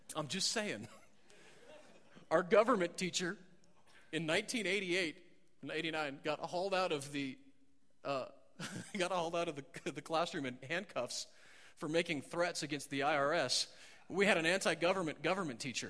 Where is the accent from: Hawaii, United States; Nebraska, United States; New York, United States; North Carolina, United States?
Nebraska, United States; I grew up in Nebraska